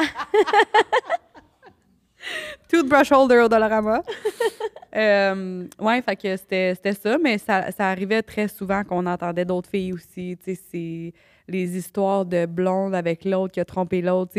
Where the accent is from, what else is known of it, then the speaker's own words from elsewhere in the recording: Canada; moi je venais du Canada